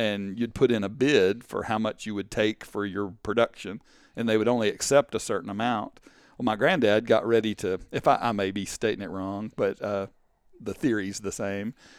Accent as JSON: {"language": "English", "town": "Canton", "region": "Texas", "country": "United States", "tie": "born or raised there", "also_born_or_lived": "Kaufman, Texas", "said": "I grew up in Canton, Texas."}